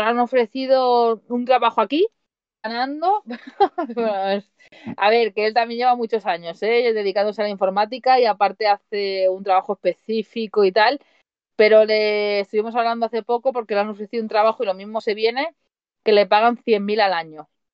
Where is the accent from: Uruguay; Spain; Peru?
Spain; Mataró, Catalonia; moved away as an adult; now in Switzerland; yo soy de Mataró, Barcelona